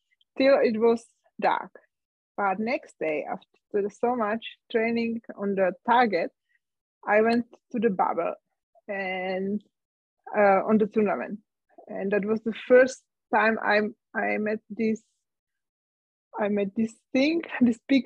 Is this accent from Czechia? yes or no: yes; Czechia; English is a second language; moved away as an adult; also born or lived in Germany; now in Austria; my home country, to Czech Republic